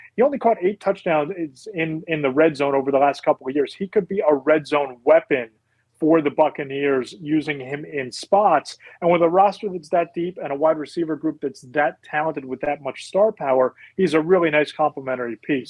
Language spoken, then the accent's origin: English; Philadelphia area, Pennsylvania, United States; growing up in the Philadelphia area